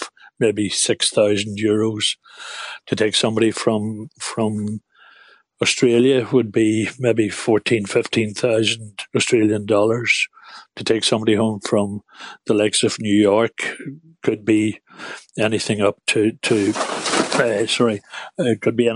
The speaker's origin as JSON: {"language": "English", "town": "Newry", "region": "Northern Ireland", "country": "United Kingdom", "said": "we're from Newry in County Down, and we'd be a very well-known family in Newry"}